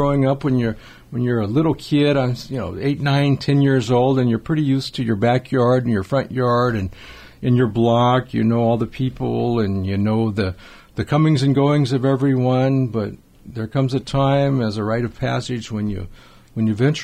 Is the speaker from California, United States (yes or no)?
yes; Los Angeles, California, United States; where I grew up in Los Angeles, in the suburbs in northeast Los Angeles